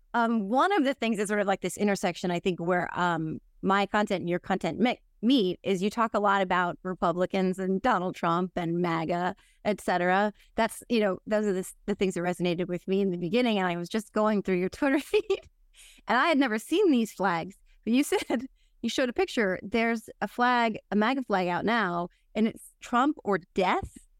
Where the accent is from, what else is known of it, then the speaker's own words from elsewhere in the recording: New Jersey, United States; also born or lived in New York; I'm from New Jersey, I grew up here, I lived in New York for a long time